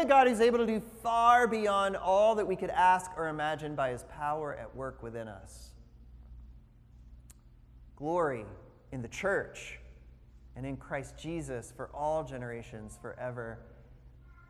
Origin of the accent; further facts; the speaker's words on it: the South, United States; I found the county in which I was born and where I grew up, because I grew up in the South